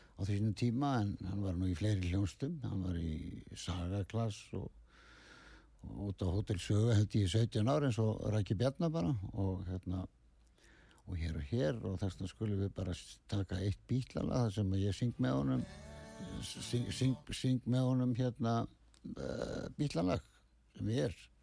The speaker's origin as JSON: {"language": "Icelandic", "town": "Ísafjörður", "region": "Westfjords", "country": "Iceland", "said": "við erum allir frá Ísafjörði"}